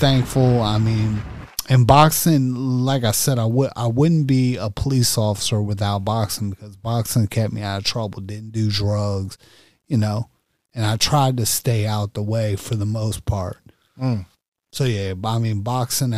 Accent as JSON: {"language": "English", "area": "Prince George's County", "region": "Maryland", "country": "United States", "tie": "born or raised there", "said": "I'm from PG County, born and raised. I'm from PG County, so I'm from Maryland."}